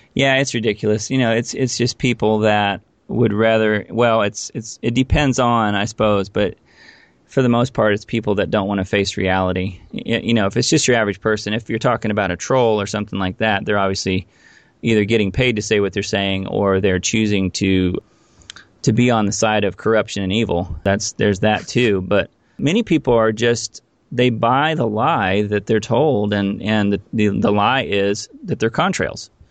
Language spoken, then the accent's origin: English; Indiana, United States; moved away as an adult; also born or lived in Los Angeles; I actually grew up in Indiana.